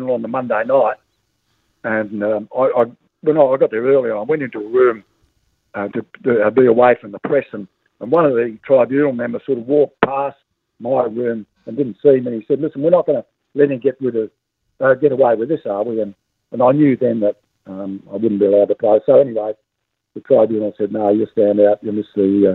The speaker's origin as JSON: {"language": "English", "region": "Victoria", "country": "Australia", "said": "I'm from Victoria."}